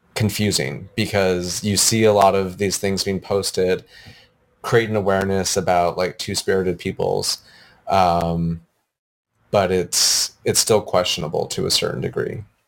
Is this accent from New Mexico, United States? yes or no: yes; Gallup, New Mexico, United States; now in Portland, United States; I grew up in Gallup, New Mexico